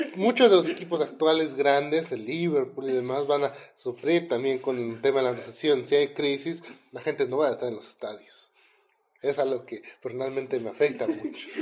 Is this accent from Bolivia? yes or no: yes; Bolivia; como los bolivianos acá con los chilenos, no nos podíamos ver